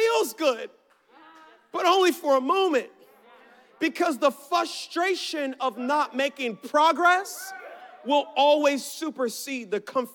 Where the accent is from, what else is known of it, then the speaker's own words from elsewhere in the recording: Baltimore, Maryland, United States; I'm from Baltimore. Baltimore, Saturday was lake trout day.